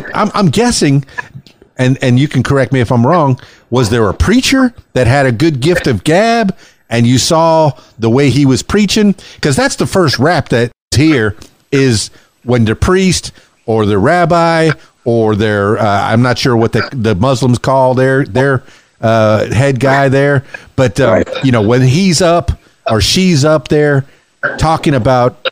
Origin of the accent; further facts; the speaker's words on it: Miami, Florida, United States; moved away as an adult; now in Arkansas, United States; I'm from Miami, Florida, I'm like a Yankee from Miami